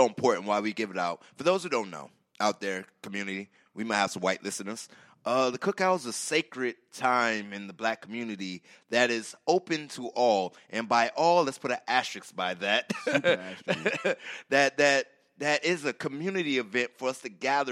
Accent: the South, United States; As a Southerner

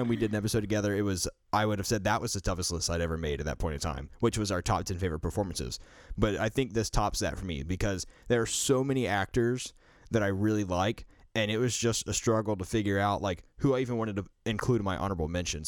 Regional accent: the South, United States; growing up in the South myself

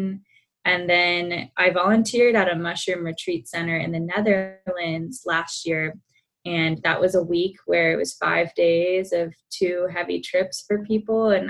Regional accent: Atlanta, Georgia, United States; I was born and raised in Atlanta, Georgia, did the typical track, stayed in state for college

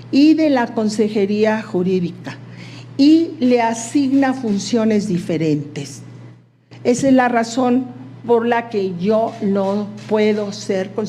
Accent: Mexico; Servir a mi país desde la Corte será para mí como mexicana, mujer y abogada la oportunidad de contribuir a la consolidación de un sistema judicial

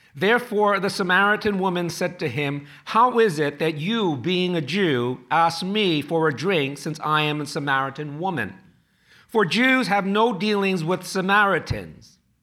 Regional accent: New York City, New York, United States; born or raised there; also born or lived in Chinatown, Manhattan

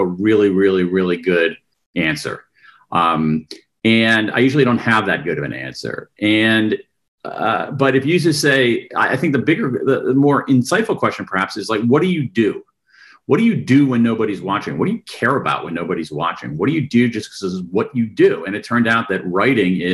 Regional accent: Columbus, Ohio, United States; moved away as an adult; also born or lived in Wilmington, Delaware; I was actually born in Wilmington, Delaware, home of Joe Biden. But I grew up in Columbus, Ohio.

